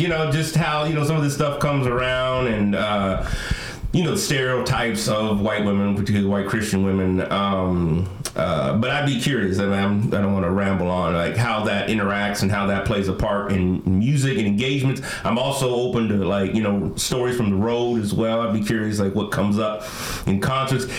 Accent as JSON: {"language": "English", "area": "Bay Area", "region": "California", "country": "United States", "tie": "born or raised there", "said": "I from the Bay Area originally"}